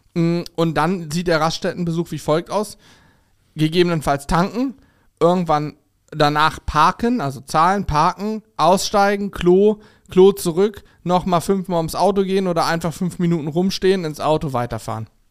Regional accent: Steinwedel, Lower Saxony, Germany; bei uns in äh, Steinwedel, wo ich aufgewachsen bin, so ein kleines Kuhkaff

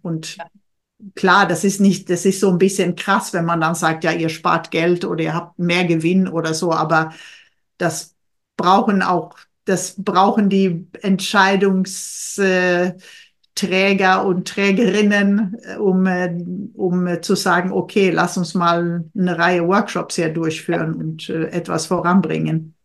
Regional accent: Sweden; now in Germany; für mich als Schwedin

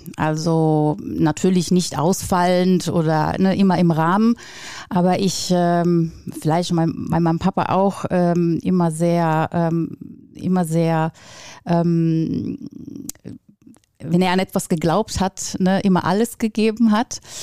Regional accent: Pesaro, Marche, Italy; German is a second language; moved away as an adult; also born or lived in Brugg, Switzerland / Würzburg, Germany; now in Dortmund, Germany; da bin ich dann aufgewachsen, bis ich dann 1998 nach Deutschland gekommen

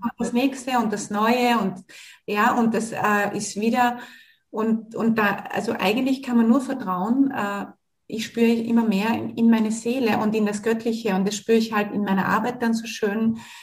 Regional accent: Australia; Ich bin ja in Australien geboren

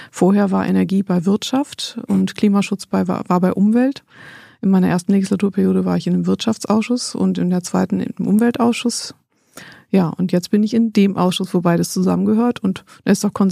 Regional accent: Berlin, Germany; born there; Geboren bin ich 1971 und äh, ist lange her und ähm, bin in Berlin geboren, bin aber nicht hier aufgewachsen.

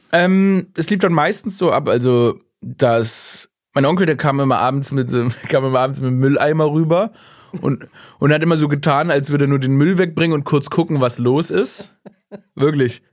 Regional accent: Stuttgart, Baden-Württemberg, Germany; ich bin gebürtiger Stuttgarter.

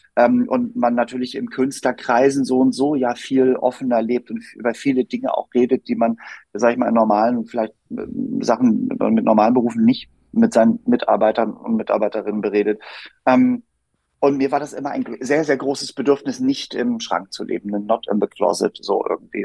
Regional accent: Hamburg, Germany; moved away as an adult; now in Berlin, Germany; ich wohne in Berlin und bin in Hamburg aufgewachsen

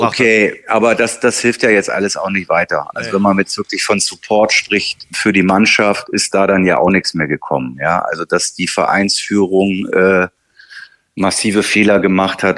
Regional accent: Hamburg, Germany; als Hamburger

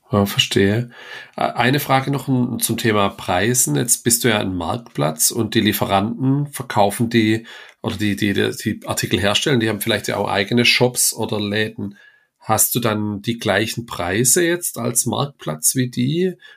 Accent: das Ländle, Baden-Württemberg, Germany; bei uns im Ländle

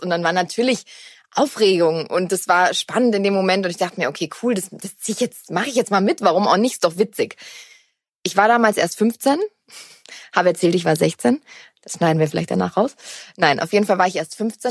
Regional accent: Black Forest, Baden-Württemberg, Germany; bei uns im Schwarzwald ist eine Decke ein Teppich

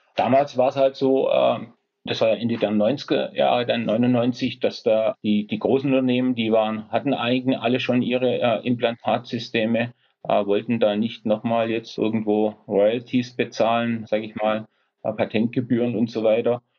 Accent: Esslingen, Baden-Württemberg, Germany; Ich komme aus Esslingen, das ist in der Nähe von Stuttgart.

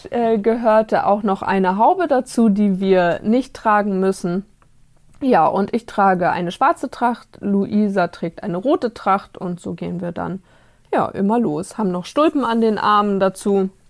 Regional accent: Mecklenburg-Vorpommern, Germany; Ursprünglich komme ich von der Ostsee aus Mecklenburg. Aber hier ist es mindestens genauso schön.

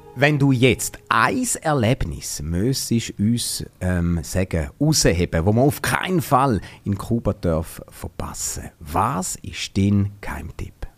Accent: Switzerland; bei uns in der Schweiz

